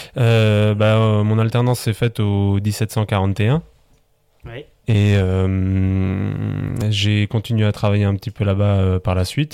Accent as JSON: {"language": "French", "town": "Biederthal", "region": "Grand Est", "country": "France", "tie": "born or raised there", "also_born_or_lived": "Colmar / Strasbourg", "said": "je suis originaire du village de Bidertal"}